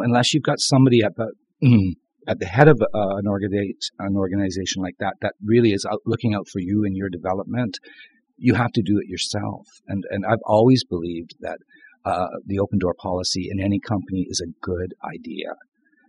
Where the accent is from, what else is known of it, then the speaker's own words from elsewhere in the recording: St. Thomas, Ontario, Canada; I grew up in St. Thomas, Ontario